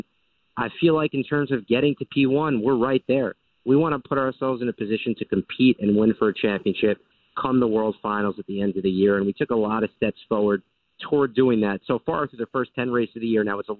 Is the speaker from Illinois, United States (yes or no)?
no; Long Island, New York, United States; I'm from Long Island, yep.